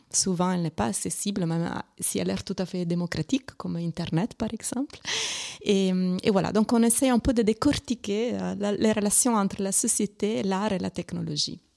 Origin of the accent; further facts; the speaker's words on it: Italy; accent: Italian; French is a second language; moved away; c'est mon accent italien